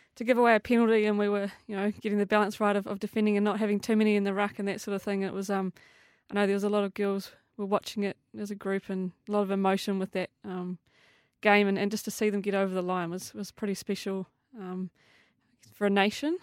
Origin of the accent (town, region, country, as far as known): New Zealand